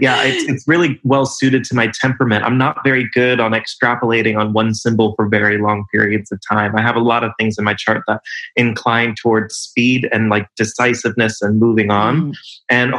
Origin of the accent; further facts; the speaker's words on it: California, United States; born there; I was born in California and I've lived in most of the major US cities on the West Coast and on the East Coast. Was in London for a little while.